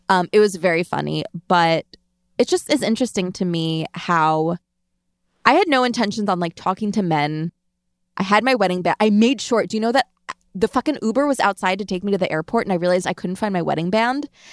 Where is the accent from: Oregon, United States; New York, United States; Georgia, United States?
New York, United States; Long Island; I'm from Long Island.